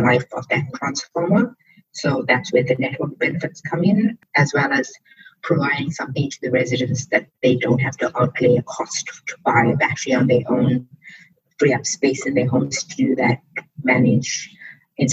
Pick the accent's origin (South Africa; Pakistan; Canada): South Africa; also born or lived in India (descent); now in Australia; I'm South African by birth, Indian by descent, and I'm Australian by leap of faith